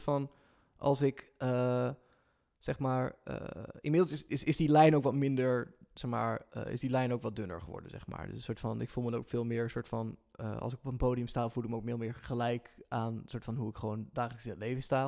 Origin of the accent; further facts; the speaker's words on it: Lunteren, Gelderland, Netherlands; also born or lived in Ede; ik ben in Lunter opgegroeid, dus het is een beetje dorps